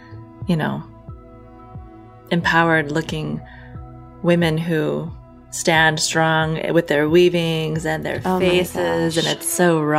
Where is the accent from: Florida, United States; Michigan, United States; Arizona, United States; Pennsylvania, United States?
Arizona, United States; So I'm from Arizona